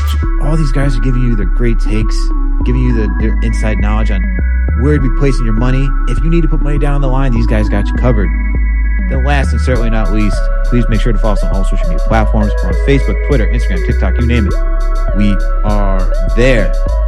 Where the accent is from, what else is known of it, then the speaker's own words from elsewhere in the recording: New York, United States; also born or lived in Boston; I'm originally from New York and Boston